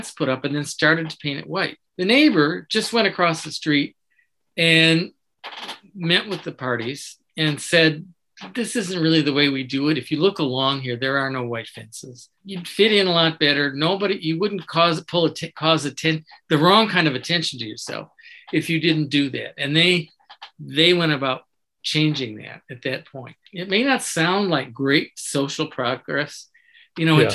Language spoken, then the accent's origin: English; Michigan, United States; I grew up in Michigan, old New England background father, first generation Dutch mother